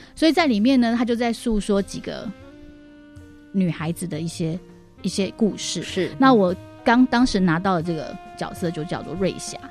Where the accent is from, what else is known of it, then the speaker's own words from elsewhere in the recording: Taipei, Taiwan; first language Mandarin; 我其实完全在台北是没有看过这件事情的